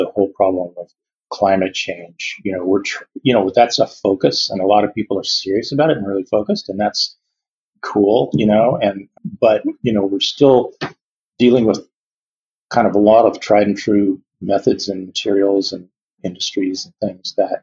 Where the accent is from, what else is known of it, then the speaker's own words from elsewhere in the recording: Yakima, Washington, United States; now in Seattle, United States; I grew up in Yakima